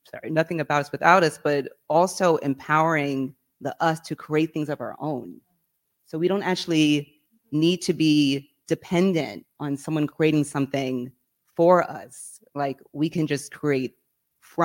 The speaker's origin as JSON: {"language": "English", "region": "New York", "country": "United States", "tie": "born or raised there", "said": "I grew up in New York, from New York"}